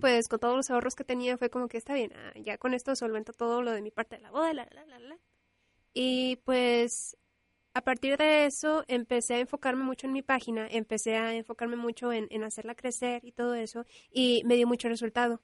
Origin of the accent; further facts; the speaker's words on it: Monterrey, Nuevo León, Mexico; soy regiomontana, nací en Monterrey y vivo en Monterrey